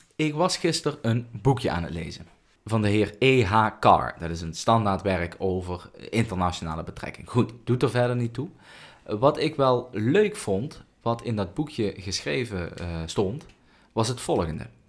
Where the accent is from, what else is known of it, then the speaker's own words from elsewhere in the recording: Netherlands; ik ben gewoon een Nederlander